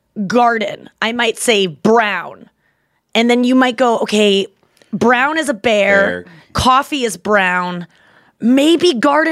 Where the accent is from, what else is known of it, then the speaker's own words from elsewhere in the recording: Ontario, Canada; I'm from Canada. Close to Niagara Falls, another cute place.